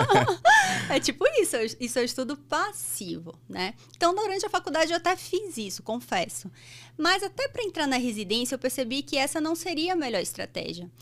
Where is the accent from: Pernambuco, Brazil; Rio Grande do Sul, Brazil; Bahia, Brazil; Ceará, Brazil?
Bahia, Brazil; Salvador; moved away as an adult; now in São Paulo, Brazil; eu nasci em Salvador, sou baiana. E eu fiz faculdade lá